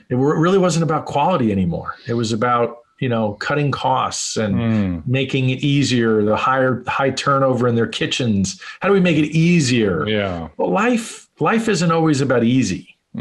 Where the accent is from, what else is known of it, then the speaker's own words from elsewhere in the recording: New York City, New York, United States; moved away as an adult; also born or lived in Phoenix, Arizona; now in Las Vegas, United States; I grew up in New York in, in a very entrepreneurial family